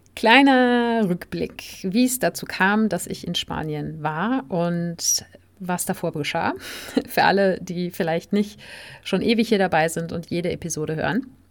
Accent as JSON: {"language": "German", "country": "Germany", "tie": "born or raised there", "also_born_or_lived": "Spain", "said": "auf dem Weg in meine Heimatstadt"}